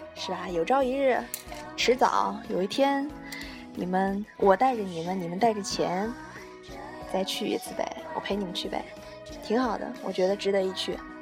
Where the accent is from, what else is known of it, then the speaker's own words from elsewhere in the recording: Sichuan, China; 作为四川人